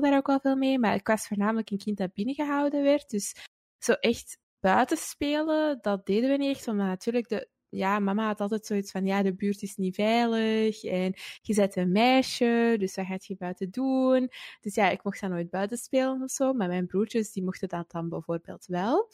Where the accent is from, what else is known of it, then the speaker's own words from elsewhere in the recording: Antwerp, Flanders, Belgium; also born or lived in Wilrijk, Antwerp; ik ben opgegroeid in het Kiel. Eh, dat is ook een deelgemeente van Antwerpen.